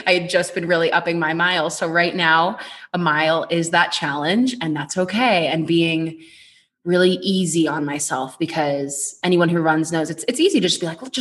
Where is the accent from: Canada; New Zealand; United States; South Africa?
United States; Boston, Massachusetts; moved away as an adult; now in Colorado, United States; I am from Boston originally